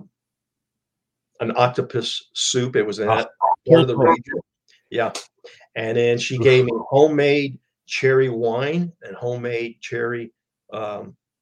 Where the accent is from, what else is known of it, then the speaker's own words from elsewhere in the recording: El Paso, Texas, United States; I'm from El Paso, Texas